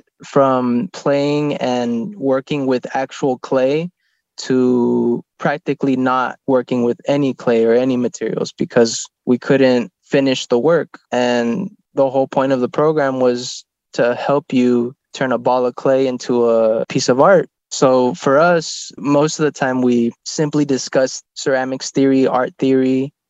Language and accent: English; San Ysidro, California, United States; I'm from San Isidro.